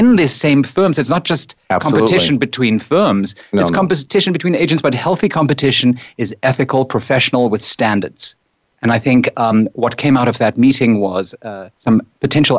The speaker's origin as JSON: {"language": "English", "country": "South Africa", "moved": "yes", "lives_now": "New York, United States", "said": "I come from South Africa"}